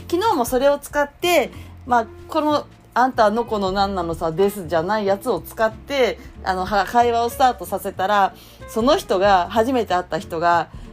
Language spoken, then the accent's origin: Japanese; Yokosuka, Kanagawa, Japan; 私は横須賀出身